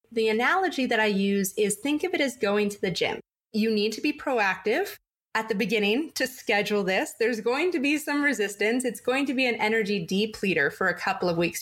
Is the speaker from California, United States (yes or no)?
yes; San Diego, California, United States; I grew up in San Diego